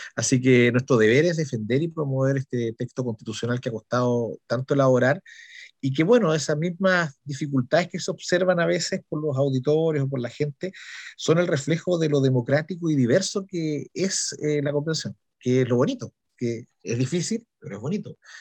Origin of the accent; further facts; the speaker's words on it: Valdivia, Los Ríos, Chile; soy un habitante de Valdiviano